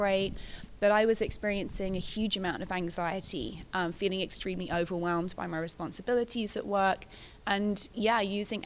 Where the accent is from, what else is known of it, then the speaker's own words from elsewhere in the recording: London, United Kingdom; I'm a Londoner